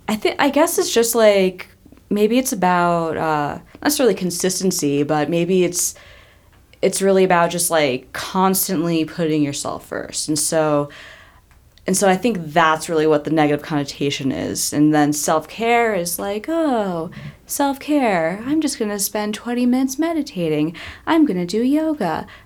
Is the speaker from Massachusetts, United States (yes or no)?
no; New York, United States; I'm from New York, and New York is very much work hard, play hard.